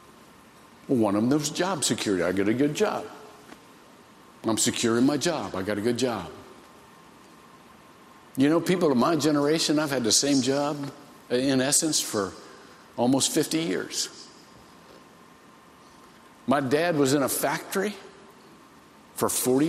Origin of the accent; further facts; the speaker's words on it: Shelby, Ohio, United States; I grew up in Shelby, Ohio.